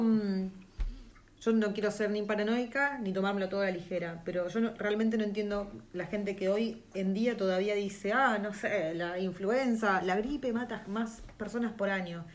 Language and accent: Spanish; Argentina; moved away as an adult; now in New Zealand; Nosotros siendo Argentina